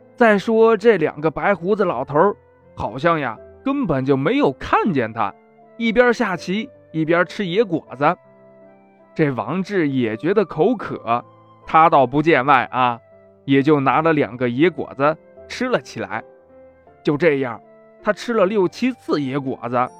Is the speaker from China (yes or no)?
yes; Anyang, Henan, China; 走进我 的家乡